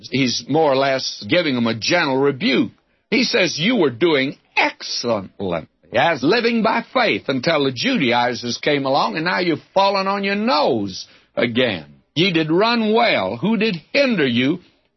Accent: the South, United States; I was brought up in the South

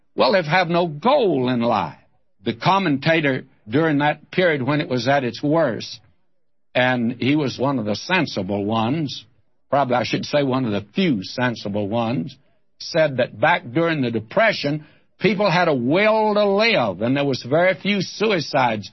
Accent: Texas, United States; now in Southern California, United States; I'm a Texan who wants to go back there. That's where I lived as a boy

